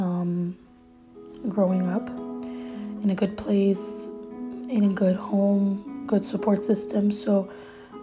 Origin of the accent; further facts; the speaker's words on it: Montreal, Quebec, Canada; first language French; English is a second language; I'm Canadian, so I'm born in Montreal, Canada, in a middle class, you know, home